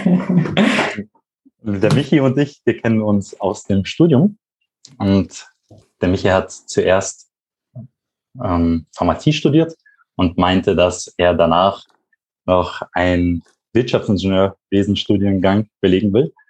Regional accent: Regensburg, Bavaria, Germany; moved away as an adult; now in Munich, Germany; Ich komme ursprünglich aus Regensburg. Da bin ich aufgewachsen.

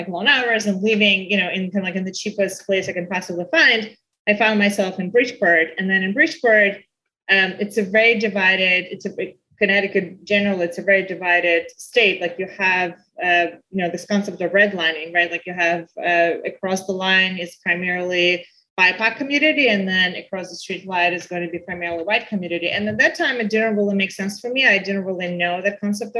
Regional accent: Belarus; now in United States; growing up in Belarus

